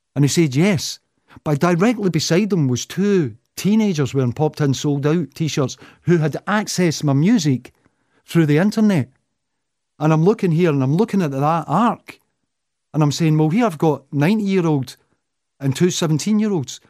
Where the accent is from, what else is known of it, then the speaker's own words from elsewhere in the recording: Clydebank, Scotland, United Kingdom; moved away; I still could go back to my ho, my hometown of Clyde Bank